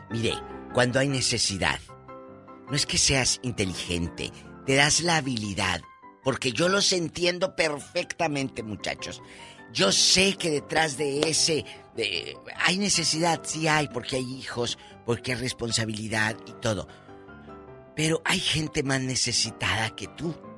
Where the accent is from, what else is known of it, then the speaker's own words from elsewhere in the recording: Matamoros, Tamaulipas, Mexico; now in Los Angeles, United States; Matamoros, a mi tierra